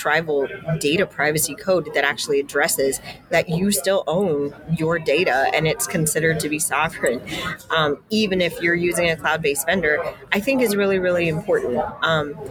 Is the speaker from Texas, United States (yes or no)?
no; Denver, Colorado, United States; I grew up in Denver